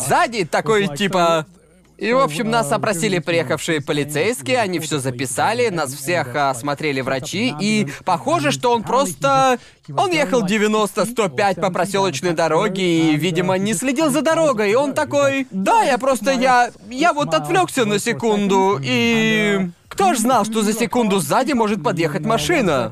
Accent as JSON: {"language": "Russian", "town": "Brighton", "region": "South East England", "country": "United Kingdom", "tie": "born or raised there", "also_born_or_lived": "London / Bangkok", "moved": "as an adult", "said": "я вырос в Брайтоне"}